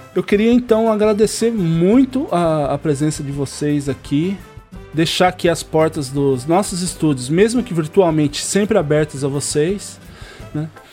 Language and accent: Portuguese; Jacareí, São Paulo, Brazil; moved away; eu também sou de Jacareí.